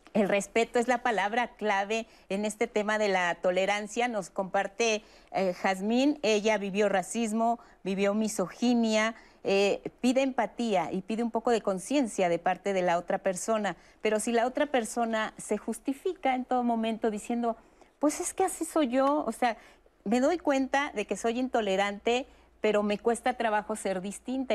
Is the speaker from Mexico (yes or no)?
yes; Mexico; somos los mexicanos